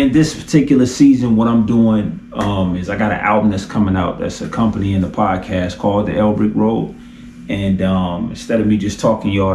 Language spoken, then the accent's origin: English; Detroit, Michigan, United States; I'm from Detroit